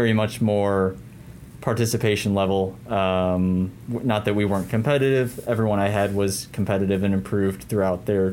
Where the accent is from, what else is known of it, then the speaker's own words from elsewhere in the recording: Aurora, Illinois, United States; also born or lived in DeKalb, Illinois; I grew up in Aurora. I went to Marmion Academy